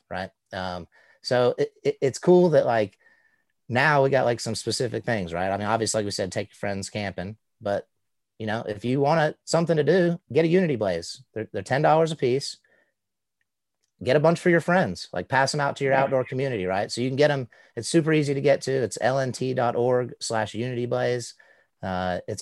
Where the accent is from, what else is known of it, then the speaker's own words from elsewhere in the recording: Southeast, United States; growing up in the Southeast with kind of ambiguously brown skin